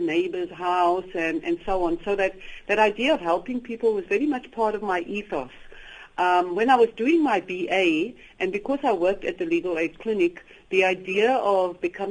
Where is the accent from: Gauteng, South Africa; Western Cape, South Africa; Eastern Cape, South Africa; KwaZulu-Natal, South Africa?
Western Cape, South Africa; Cape Town; I grew up in Cape Town, and I was educated by nuns